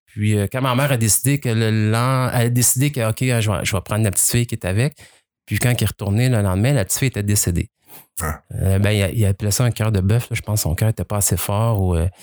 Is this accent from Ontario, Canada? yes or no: no; Quebec, Canada; also born or lived in Brazil; j'ai grandi ici, mes amis sont ici, ma vie est ici